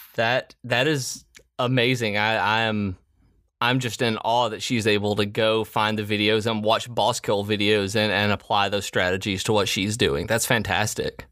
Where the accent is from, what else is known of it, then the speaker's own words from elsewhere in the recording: Middle Tennessee, United States; I grew up in Middle Tennessee